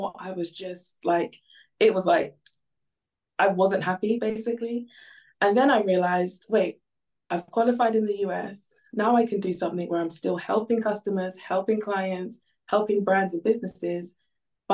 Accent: Ghana; now in United Kingdom; So originally I'm from Ghana.

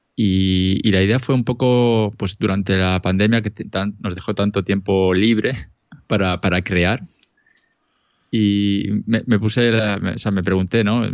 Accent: Elche, Valencian Community, Spain; now in Lausanne, Switzerland; originalmente soy de Elche ilícita

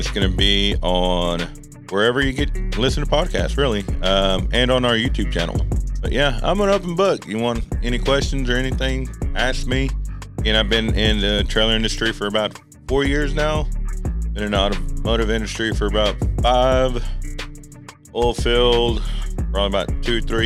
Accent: Texas, United States; I am 32, born and raised in Texas, the greatest country of all.

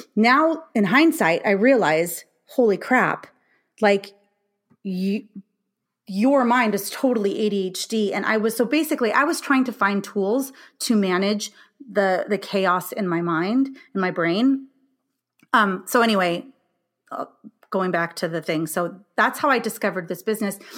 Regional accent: California, United States; moved away as an adult; now in Illinois, United States; I'm from California

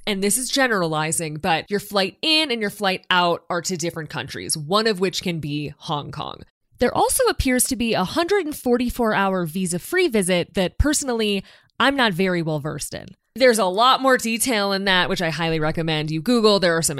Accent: Midwest, United States; As a Midwesterner

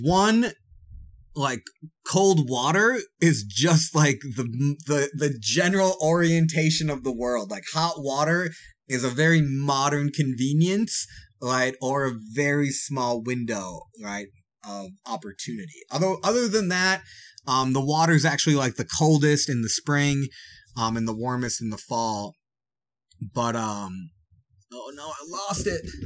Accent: Wisconsin, United States; I'm from Wisconsin

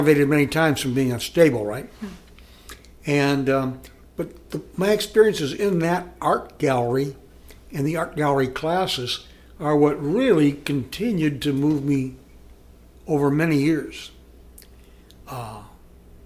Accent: Iowa, United States; now in Columbus, United States; I grew up in the river, Mississippi River, up in Iowa

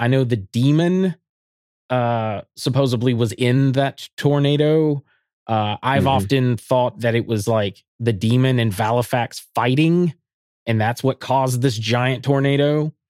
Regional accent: Alabama, United States; I was from being from Alabama, I was just like, this is so easy to read.

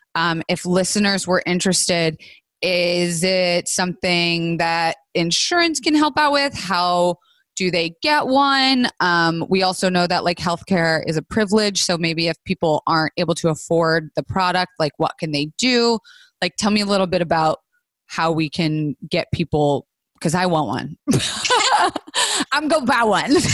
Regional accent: Florida, United States; I was raised in Florida

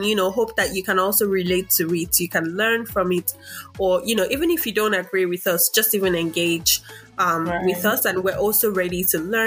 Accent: Nigeria; now in Australia; as Nigerian immigrants

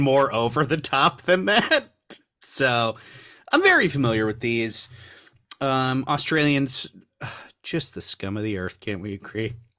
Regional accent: Long Beach, California, United States; I am a Southern California native

